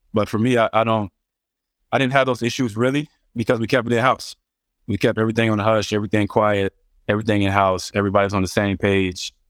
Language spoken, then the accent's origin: English; Cincinnati, Ohio, United States; I'm from Cincinnati, Ohio.